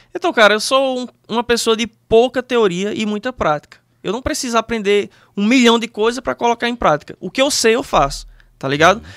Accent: Monteiro, Paraíba, Brazil; eu sou do interior da Paraíba, Monteiro, uma cidadezinha pequena. Uhum. Como se não bastasse isso, até os meus 15 anos de idade, eu morei num sítio

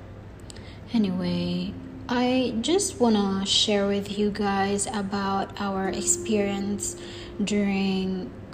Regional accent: Philippines; now in Dubai, United Arab Emirates; I am from the Philippines. I am 24 years old and I'm currently based here in the Middle East, specifically Dubai, United Arab Emirates.

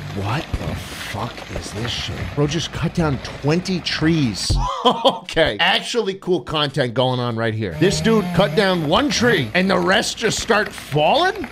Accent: New York City, New York, United States; I grew up in New York City

